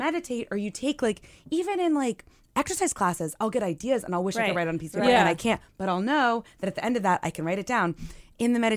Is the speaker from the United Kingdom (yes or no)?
no; the South, United States; moved away; also born or lived in Los Angeles; I'm from the South originally